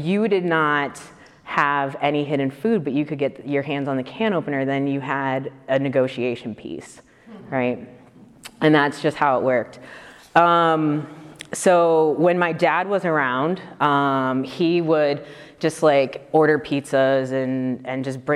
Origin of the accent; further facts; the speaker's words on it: Detroit, Michigan, United States; moved away; I grew up in Detroit originally